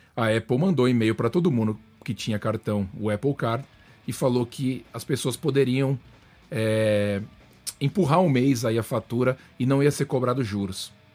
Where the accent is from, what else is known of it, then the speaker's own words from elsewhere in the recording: Brazil; now in United States; mesmo sendo brazuca